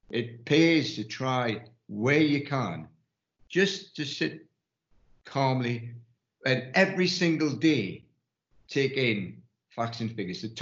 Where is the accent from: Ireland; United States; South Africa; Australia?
Ireland; I was going to say I'm an Irishman, but I've got to, I am.